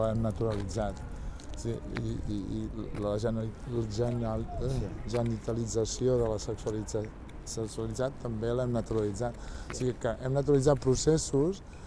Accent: Sabadell, Catalonia, Spain; jo sóc sabadellenca

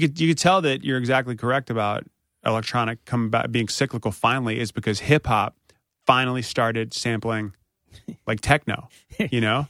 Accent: North Carolina, United States; moved away

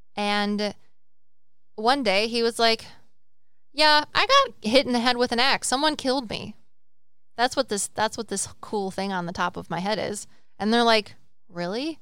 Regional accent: United States; I'm American, so that's a culture, right?

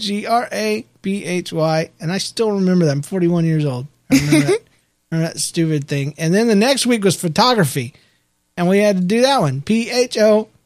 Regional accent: Victoria, Australia; We're from Victoria, Australia, and cool. We love listening to your show.

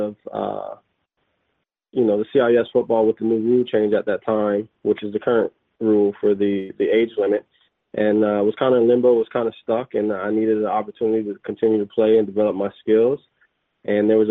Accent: Florida, United States; moved away as an adult; also born or lived in Mississippi / Alabama / Virginia / Europe; now in Halifax, Canada; I'm originally from Florida

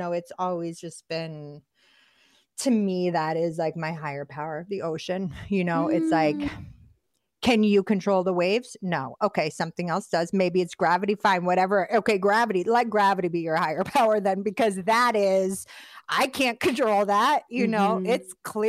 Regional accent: Boston, Massachusetts, United States; moved away; also born or lived in Philadelphia, Pennsylvania; I'm from Boston, my dad's from the Bronx, my mom's from Detroit, I was raised in West Philly and Boston

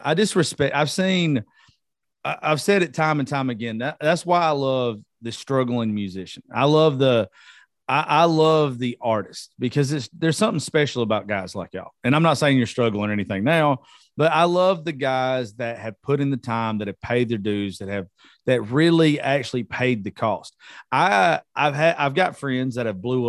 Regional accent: Georgia, United States; I'm from Georgia

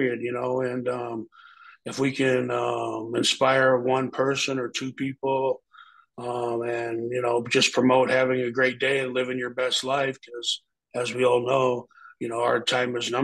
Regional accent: Omaha, Nebraska, United States; we're both from South Omaha, Nebraska, and in South Omaha, we call ourselves the SOBs, South Omaha Boys

